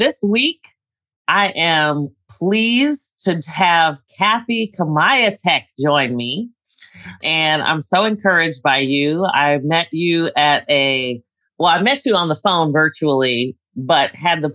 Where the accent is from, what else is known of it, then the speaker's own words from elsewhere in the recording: New York City, New York, United States; I was born in the Bronx